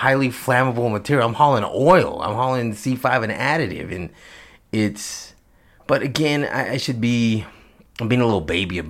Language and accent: English; Texas, United States; I'm from Texas